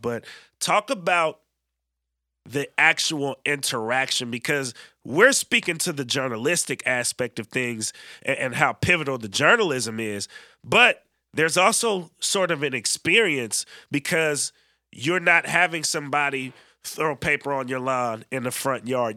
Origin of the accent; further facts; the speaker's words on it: Bay Area, California, United States; now in Oregon, United States; how I grew up in the Bay